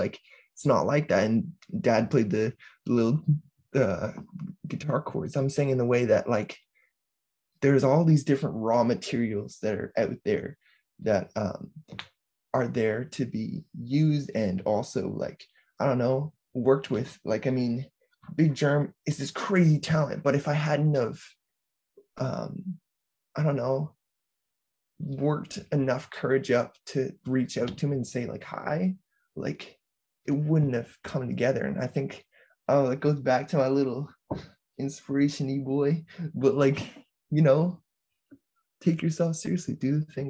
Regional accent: Peterborough, East of England, United Kingdom; Like, I am from Peterborough. I grew up here. I've lived here my entire life.

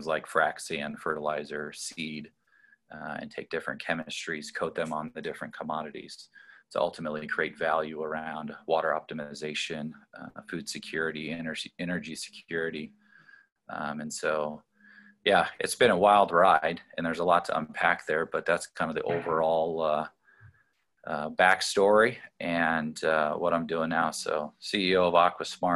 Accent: Colorado, United States; I grew up in Colorado, born and raised there

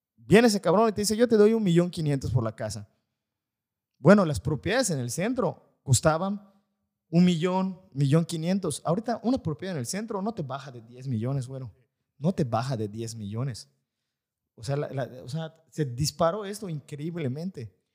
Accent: Valladolid, Yucatán, Mexico; los que somos de Valladolid

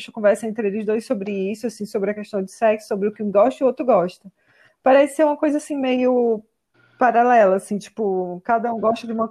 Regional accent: Miraíma, Ceará, Brazil; de Miraíma, no Ceará.

